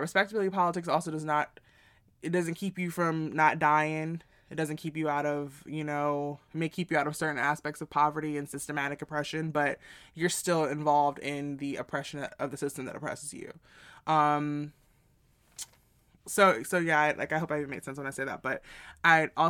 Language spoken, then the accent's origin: English; New York City, New York, United States; growing up in New York City